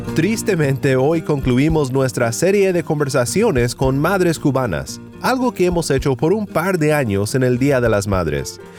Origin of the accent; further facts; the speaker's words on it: Sinaloa, Mexico; mi pueblo en Sinaloa, México